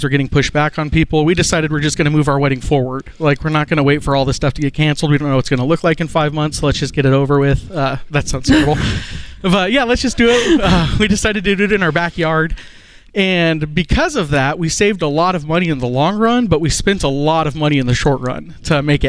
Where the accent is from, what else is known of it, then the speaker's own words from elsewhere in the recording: Montana, United States; now in Oklahoma City, United States; No, I'm from Montana.